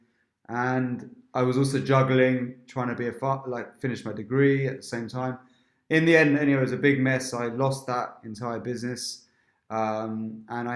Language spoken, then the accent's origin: English; Berkshire, South East England, United Kingdom; growing up in England, in an Indian family. Where? In Berkshire